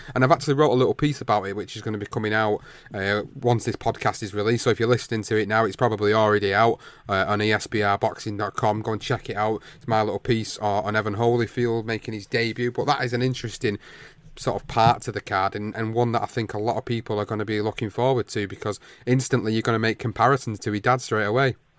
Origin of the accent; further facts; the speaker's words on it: Manchester, North West England, United Kingdom; in Manchester, in my hometown